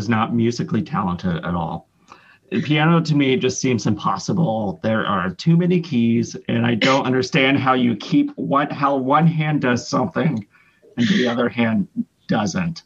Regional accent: Northern Colorado, United States; I'm from Northern Colorado

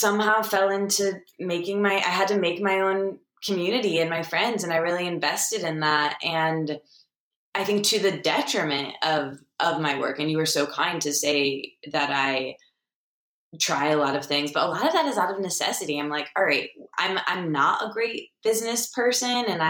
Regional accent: Michigan, United States; I'm from Michigan

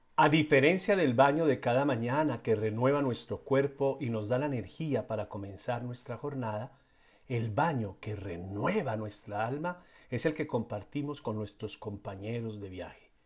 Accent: Colombia; en mi país, que es Colombia

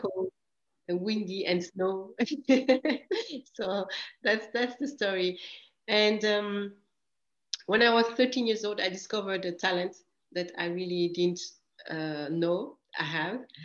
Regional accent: Grand Est, France; also born or lived in Equatorial Guinea; I come from a very beautiful country come, uh, in Africa, which is Equatorial Guinea. And when I was three years ago, I moved to France

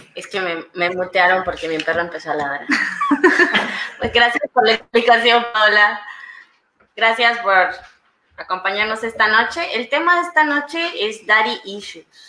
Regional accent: Mexico; buenos mexicanos que somos

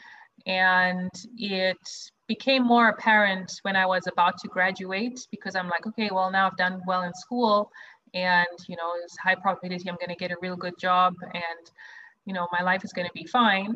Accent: Zimbabwe; moved away as an adult; also born or lived in South Africa; now in New York, United States; I grew up in Zimbabwe, which is where I'm originally from.

